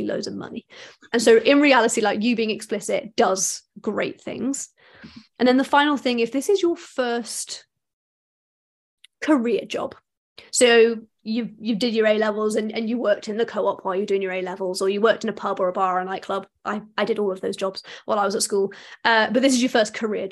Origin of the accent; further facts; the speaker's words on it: United Kingdom; as British people